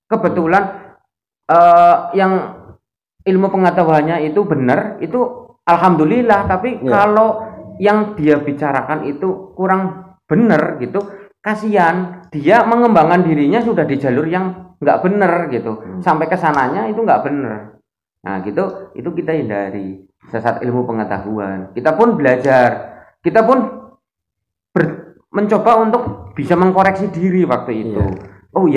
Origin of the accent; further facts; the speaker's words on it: Java, Indonesia; kalau di sini kita ngomong sebagai tanah nama Jawa karena kita sebagai orang Jawa.